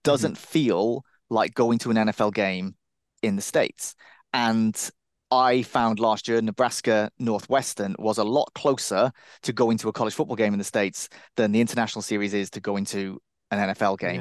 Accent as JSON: {"language": "English", "town": "Cardiff", "region": "Wales", "country": "United Kingdom", "said": "I'm originally from Cardiff, and that, I considered that to be a party town."}